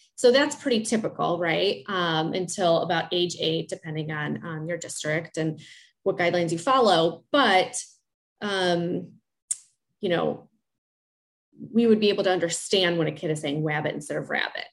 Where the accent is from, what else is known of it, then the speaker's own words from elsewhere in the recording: Chicago, Illinois, United States; I'm from Chicago, and I work in the Chicagoland area